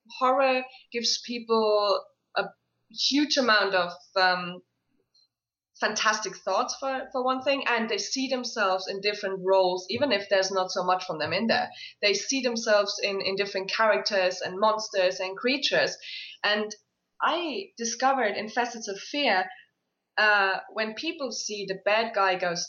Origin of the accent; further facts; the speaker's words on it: Isle of Skye, Scotland, United Kingdom; I grew up on the Isle of Skye, which is very heavy with legend and lore and fairy tales and scary tales